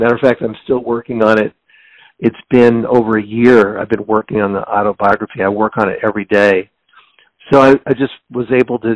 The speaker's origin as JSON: {"language": "English", "town": "Seattle", "region": "Washington", "country": "United States", "tie": "born or raised there", "said": "I was born and raised in Seattle, Washington"}